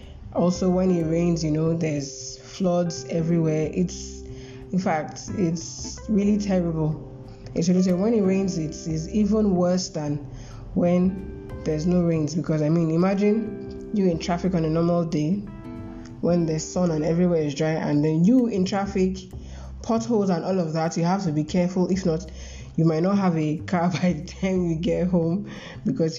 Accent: Lagos, Nigeria; I was born and brought up in Lagos, but growing up in Lagos wasn't easy.

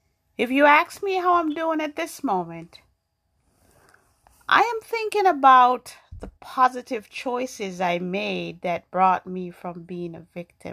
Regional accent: New York, United States; also born or lived in Jamaica; now in Massachusetts, United States; I grew up in New York. I was born in Jamaica. I went to New York when I was 12, and I grew up there, and then I moved to Massachusetts.

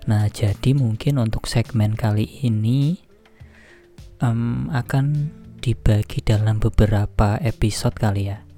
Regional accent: Grobogan, Central Java, Indonesia; moved away as an adult; now in Korea; saya aslinya dari Gerobogan. Jawa Tengah.

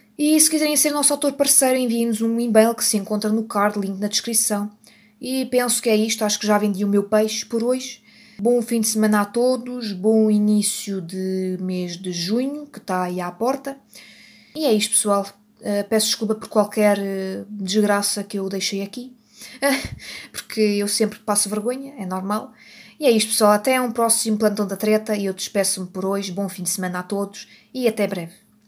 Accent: Portugal; eu sou portuguesa e eu não consigo fazer sotaque italiano

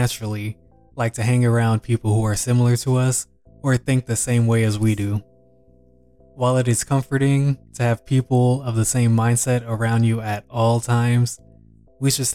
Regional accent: Texas, United States; also born or lived in Louisiana; I was born in Louisiana, but grew up predominantly in Texas

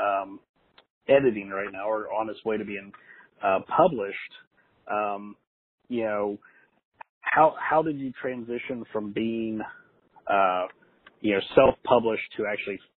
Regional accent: North Carolina, United States; also born or lived in Ohio; I'm from Ohio originally. That's where I was born, though. I was raised here in North Carolina

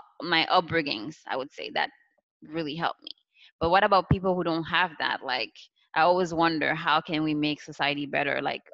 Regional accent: Haiti; It's my background and how I grew up in Haiti.

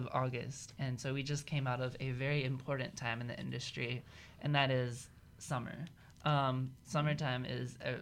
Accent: Philadelphia, Mississippi, United States; moved away as an adult; now in Iowa, United States; I'm from Philadelphia, Mississippi, and now I'm also at the same college in Iowa with Taylor

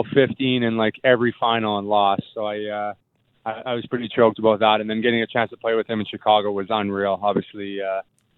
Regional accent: Winnipeg, Manitoba, Canada; moved away; every kid growing up in Winnipeg

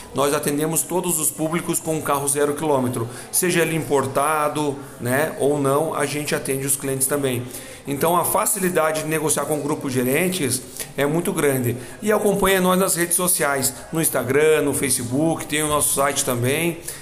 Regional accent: Lages, Santa Catarina, Brazil; moved away; eu como um bom lagiano, voltando à minha terra novamente

